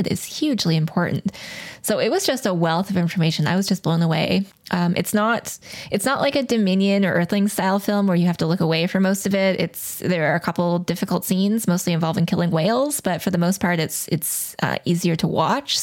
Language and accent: English; Calgary, Alberta, Canada; I was born in Calgary. My father and stepmom still live there and I've got lots of family there